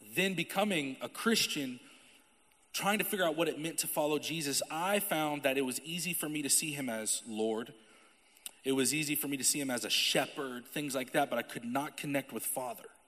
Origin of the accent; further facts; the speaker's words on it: Topeka, Kansas, United States; I'm from Topeka, Kansas